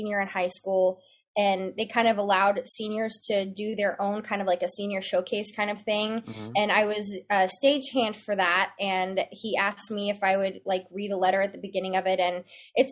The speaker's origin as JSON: {"language": "English", "town": "Memphis", "region": "Tennessee", "country": "United States", "tie": "born or raised there", "moved": "yes", "lives_now": "Dallas-Fort Worth, United States", "said": "I grew up in Memphis, Tennessee"}